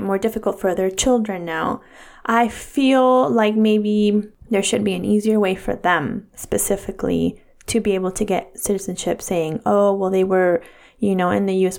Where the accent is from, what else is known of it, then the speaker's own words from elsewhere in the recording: California, United States; I was born in California, so I'm automatically a US citizen